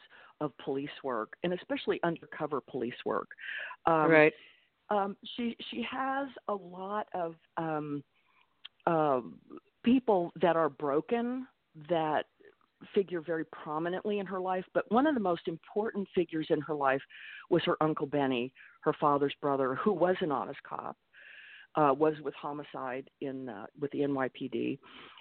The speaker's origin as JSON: {"language": "English", "region": "Texas", "country": "United States", "tie": "born or raised there", "also_born_or_lived": "New York City", "moved": "as an adult", "said": "I grew up in Texas, but in the late 70s, moved to New York City and lived and worked in New York for close to 20 years"}